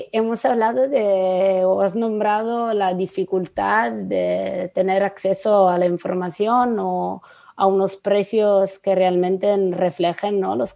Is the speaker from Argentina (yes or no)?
no; Italy; Spanish is a second language; yo no lo entenderé porque soy italiana.